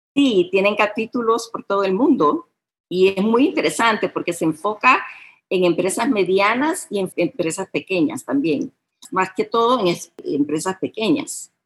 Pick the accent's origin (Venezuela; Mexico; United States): United States; first language Spanish; moved away as an adult; now in San Salvador, El Salvador; Aquí nací, pasé la mayoría de mi niñez en Estados Unidos, pero regresé aquí